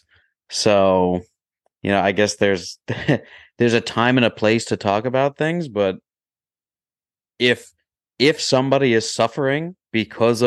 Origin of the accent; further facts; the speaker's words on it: Long Island, New York, United States; growing up on Long Island